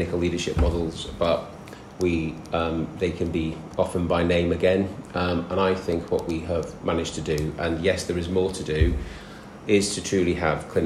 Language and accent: English; the north of England, United Kingdom; accent: northern; moved away as an adult; also born or lived in London; You'll probably tell from my accent which bit of the world I come from. And I'm a northern lad.